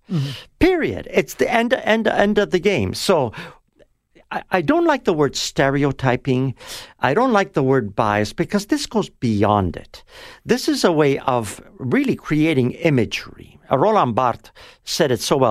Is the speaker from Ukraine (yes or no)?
no; Toronto, Ontario, Canada; also born or lived in Italy; I was brought over after the war in 1948